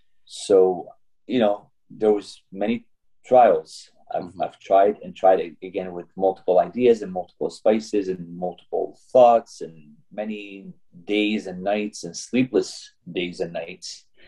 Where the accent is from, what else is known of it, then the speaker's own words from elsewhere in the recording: Syria; English is a second language; also born or lived in Kuwait; now in United States; I was born actually in Kuwait before I came, but I'm Syrian by nationality. I came to the U.S. back in 1982 is when I moved to this area.